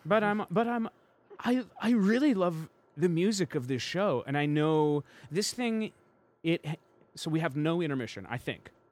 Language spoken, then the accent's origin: English; Chicago, Illinois, United States; now in Los Angeles, United States; I was born in Chicago